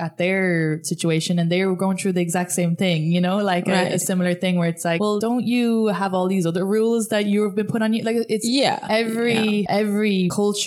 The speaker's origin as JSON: {"language": "English", "country": "Ireland", "tie": "born or raised there", "moved": "as an adult", "lives_now": "United States", "said": "growing up in Ireland"}